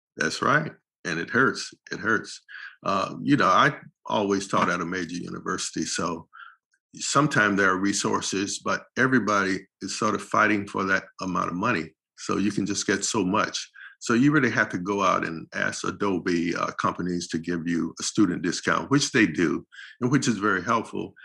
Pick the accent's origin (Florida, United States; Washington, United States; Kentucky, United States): Florida, United States; St. Petersburg; moved away as an adult; now in Los Angeles, United States; St. Petersburg, Florida, where we grew up